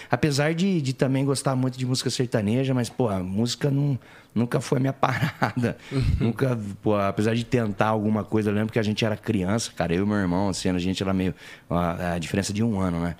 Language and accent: Portuguese; Penápolis, São Paulo, Brazil; accent: caipira; moved away as an adult; now in São Paulo, Brazil; Nascido e criado lá. Aí eu cheguei aqui com 20 anos